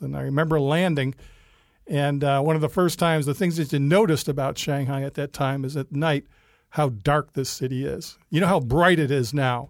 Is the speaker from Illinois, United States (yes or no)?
no; Rochester, New York, United States; moved away as an adult; now in China; I'm from Rochester, New York